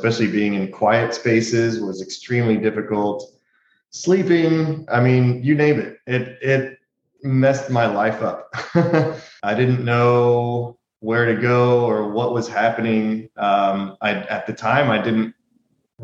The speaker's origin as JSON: {"language": "English", "town": "Houston", "region": "Texas", "country": "United States", "moved": "yes", "said": "I'm originally from Houston"}